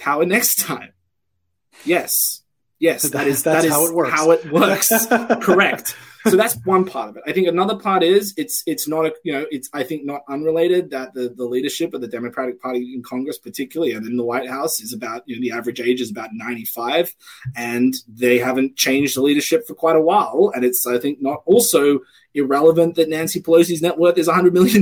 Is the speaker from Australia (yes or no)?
yes; Australia; moved away; I come from Australia, where we have a large export-oriented economy